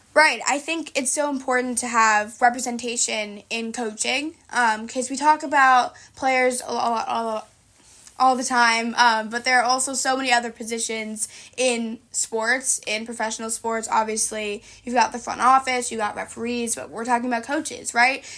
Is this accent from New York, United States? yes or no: yes; New York, United States; it's in my hometown